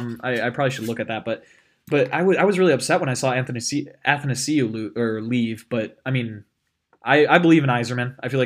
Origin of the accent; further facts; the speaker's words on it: Michigan, United States; being born and raised in Michigan.